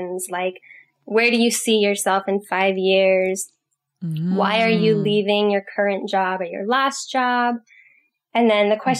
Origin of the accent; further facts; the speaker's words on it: California, United States; I'm from California